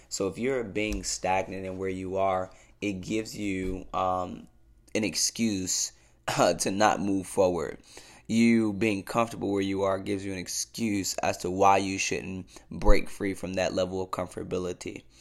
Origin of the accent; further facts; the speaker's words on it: Cleveland, Ohio, United States; I'm born and raised in Cleveland, Ohio